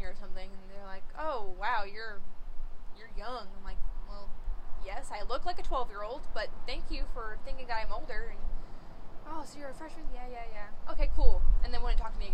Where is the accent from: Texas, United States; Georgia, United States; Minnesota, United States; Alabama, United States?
Texas, United States; New Braunfels; also born or lived in Bridgeport, Texas; now in Nacogdoches, United States; I lived in New Braunfels until I was about 14.